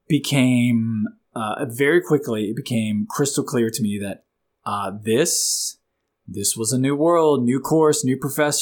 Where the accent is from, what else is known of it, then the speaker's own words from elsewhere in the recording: Florida, United States; moved away; I grew up in the Sunshine State, Florida, but I've been up here in Virginia for the last 20 years.